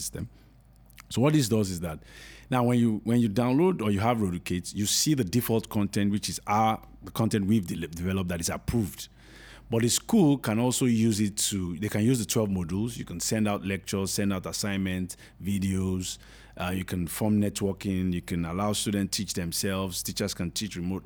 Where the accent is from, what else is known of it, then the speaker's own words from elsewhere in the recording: Nigeria; we're just being Nigerian